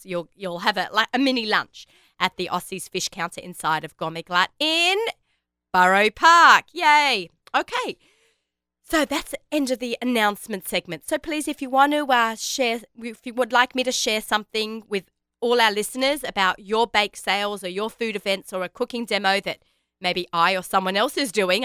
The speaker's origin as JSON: {"language": "English", "country": "Australia", "moved": "yes", "lives_now": "United States", "said": "I am Australian"}